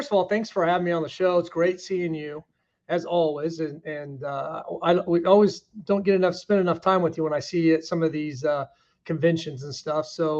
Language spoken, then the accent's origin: English; Kansas City, Kansas, United States; moved away; I'm from Kansas City area. Not very many people. I'm from the Kansas side.